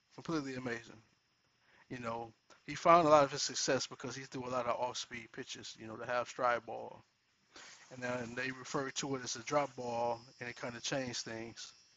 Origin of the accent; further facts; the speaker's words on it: Toledo, Ohio, United States; in my hometown, Toledo, Ohio